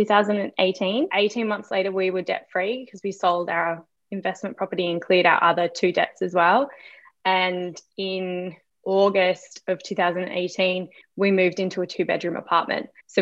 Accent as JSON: {"language": "English", "region": "Queensland", "country": "Australia", "said": "So I am from Queensland in Australia. So that's a really warm part of Australia, a little bit tropical, very humid, and a lot of rain in the evenings."}